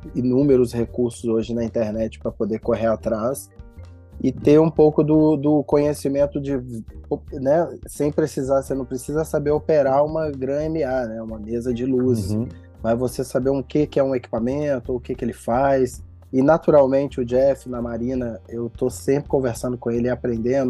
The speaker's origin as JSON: {"language": "Portuguese", "town": "Belo Horizonte", "region": "Minas Gerais", "country": "Brazil", "tie": "born or raised there", "also_born_or_lived": "São Paulo / Rio de Janeiro", "said": "nascido e criado no Barreiro, extremo oeste da cidade de BH"}